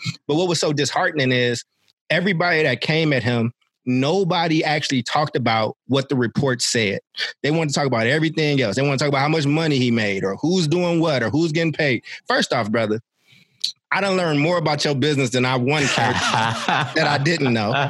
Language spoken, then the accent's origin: English; Chicago, Illinois, United States; born there; also born or lived in San Francisco / Oakland; I've lived in San Francisco. I was born in Chicago and I lived in Oakland.